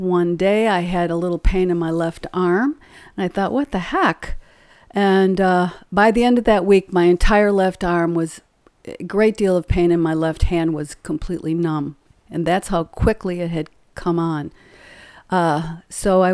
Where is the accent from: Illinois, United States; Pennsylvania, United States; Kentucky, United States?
Illinois, United States; moved away as an adult; now in White House, Tennessee, United States; we moved here from Illinois. Been there my whole life. I lived in Illinois